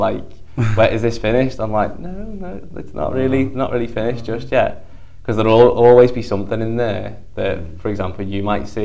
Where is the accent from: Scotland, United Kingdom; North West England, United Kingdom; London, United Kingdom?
North West England, United Kingdom; the Wirral, Merseyside; I was born over there on the Wirral.